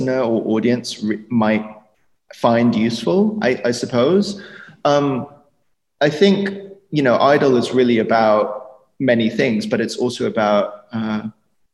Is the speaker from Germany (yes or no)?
yes; Germany; I was born in Germany